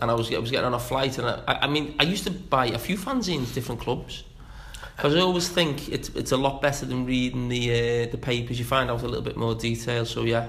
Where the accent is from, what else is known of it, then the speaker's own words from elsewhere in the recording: Liverpool, North West England, United Kingdom; Liverpool, mate.